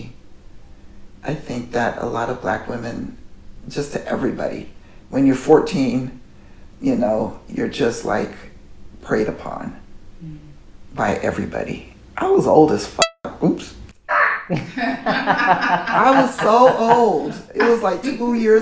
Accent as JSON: {"language": "English", "town": "Oakland", "region": "California", "country": "United States", "tie": "born or raised there", "said": "I grew up in Oakland"}